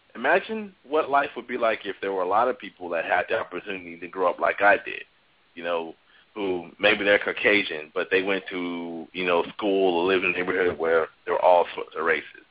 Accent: Chicago, Illinois, United States; I grew up on the South Side of Chicago, um, which was majority African American

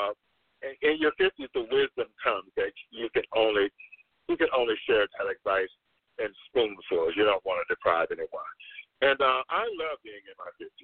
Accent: Crystal River, Florida, United States; moved away; also born or lived in Orlando, Florida; I'm originally from Crystal River, Florida. That's where I got my formal education

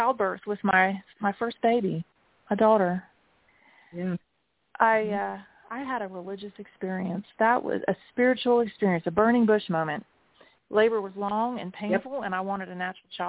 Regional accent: South Carolina, United States; also born or lived in Jeddah, Saudi Arabia; now in Greenville, United States; I was raised in the Southern Baptist and then increasingly more fundamentalist sort of evangelical Church of God kind of madness of South Carolina with my mother

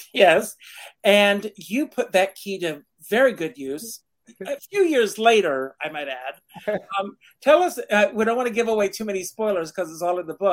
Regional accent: South Carolina, United States; I grew up in South Carolina

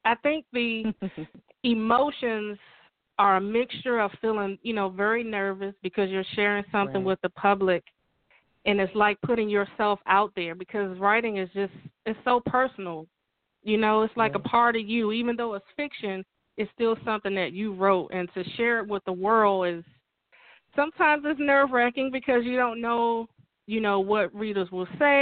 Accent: Washington, District of Columbia, United States; moved away as an adult; also born or lived in suburban Maryland; now in Maryland, United States; I'm from Washington, D.C. I currently live in suburban Maryland.

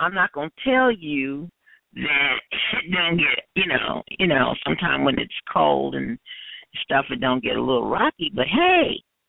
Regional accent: Washington, District of Columbia, United States; Yeah, I was born in Washington, D.C. I was born at Walter Reed Hospital.

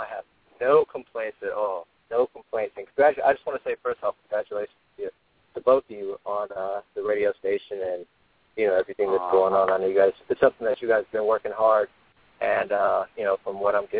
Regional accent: California, United States; now in Los Angeles, United States; I'm from the Bay Area, but I've been in Los Angeles for, 12 years or so

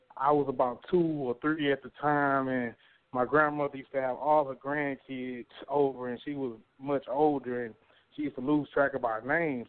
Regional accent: Beaumont, Texas, United States; also born or lived in Arkansas; growing up in Northridge Manor

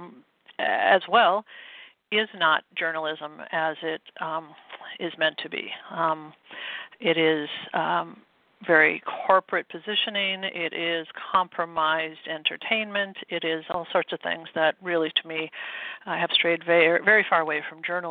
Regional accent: Midwest, United States; I grew up in the Midwest

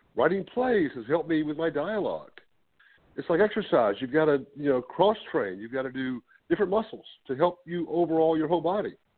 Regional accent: Ruther Glen, Virginia, United States; also born or lived in Richmond, Virginia; I grew up on a farm here in Richmond, near Richmond, Virginia, about 30 miles north

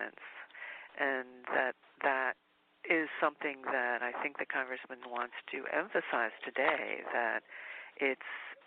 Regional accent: Washington, District of Columbia, United States; I'm originally from Washington, D.C., but grew up in a Southern family

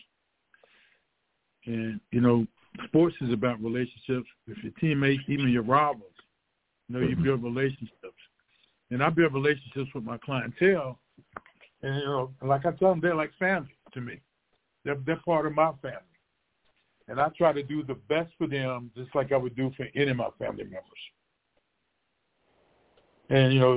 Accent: McDowell County, West Virginia, United States; We're on our McDowell County, the Patch team

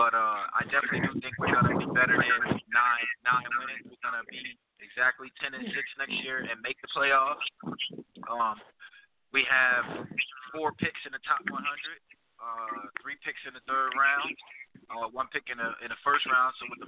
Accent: New Haven, Connecticut, United States; which I am a Pats fan, growing up in New Haven, Connecticut.

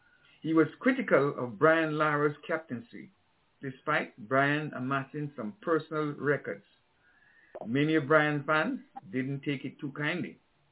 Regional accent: Antigua & Barbuda; I grew up with Tim in Antigua.

